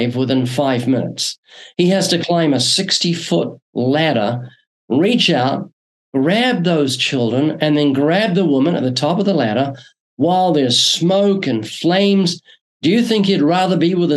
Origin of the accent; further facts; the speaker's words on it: New Zealand; moved away as an adult; now in Southern California, United States; Yeah, I'm originally from New Zealand. I was born there twice, still got a slight accent, came to the U.S. in 1989